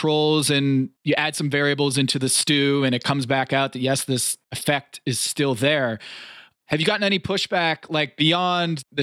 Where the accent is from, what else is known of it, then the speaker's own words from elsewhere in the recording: Northeast, United States; As a Northeasterner myself